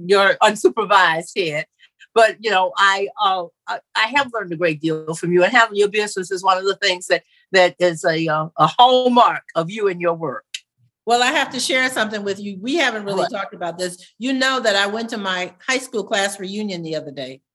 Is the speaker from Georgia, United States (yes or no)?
yes; Savannah, Georgia, United States; growing up in Savannah